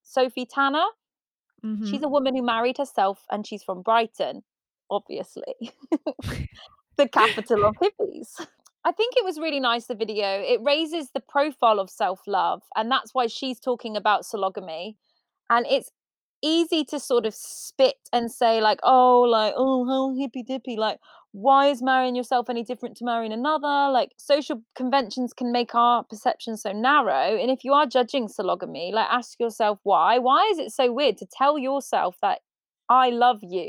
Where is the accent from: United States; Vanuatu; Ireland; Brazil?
Ireland; I'm Irish